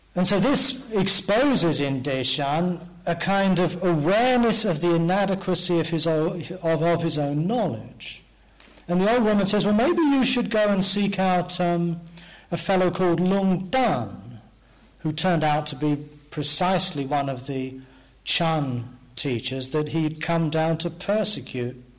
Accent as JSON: {"language": "English", "region": "England", "country": "United Kingdom", "tie": "born or raised there", "said": "growing up in England in the 19. 50s"}